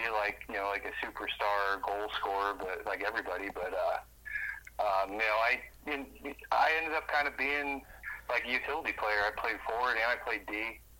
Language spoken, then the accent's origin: English; Colorado, United States; moved away; growing up in Colorado, you were kind of forced to kind of carry the load, because the talent was pretty spread around, so there weren't a lot of really stacked teams.